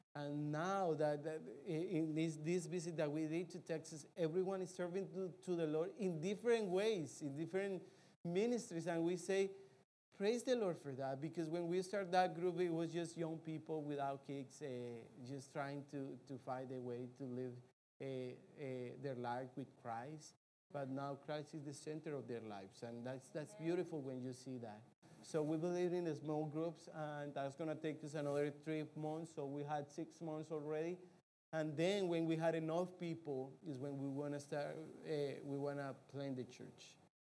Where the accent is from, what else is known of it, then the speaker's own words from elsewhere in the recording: Colombia; moved away; I grew up in Colombia, I know how is the culture